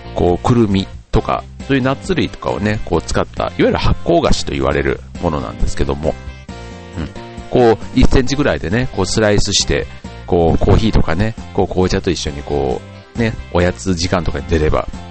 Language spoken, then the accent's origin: Japanese; Osaka, Japan; moved away; 僕のふるさとは大阪